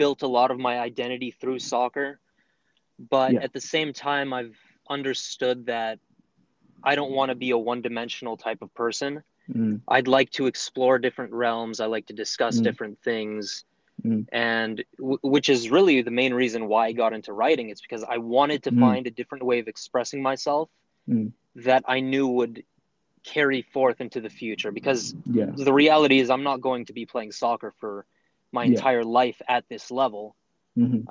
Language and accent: English; Southern California, United States; I grew up in Southern California all of my life